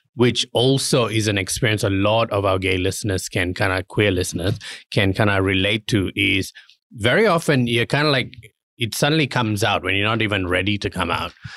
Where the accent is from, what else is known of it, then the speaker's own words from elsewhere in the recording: Kuala Lumpur, Malaysia; moved away; I was born in Malaysia and I grew up in a very kinda like, uh, Muslim society in, um, Kuala Lumpur.